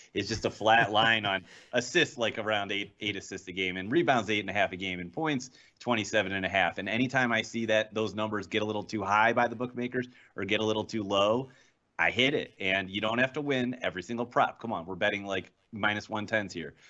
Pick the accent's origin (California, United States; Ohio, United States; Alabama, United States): Ohio, United States; Cleveland; I'm from Cleveland